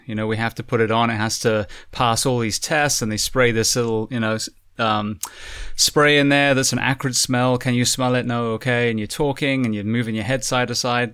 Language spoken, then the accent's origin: English; United Kingdom; moved away; we we as a British